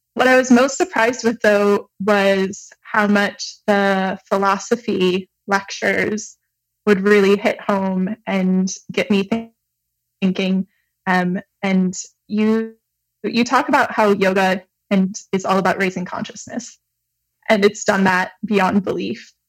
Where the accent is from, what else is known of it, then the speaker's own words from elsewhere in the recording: Michigan, United States; now in Montreal, Canada; I'm originally from Michigan, but I'm currently living in Montreal, Canada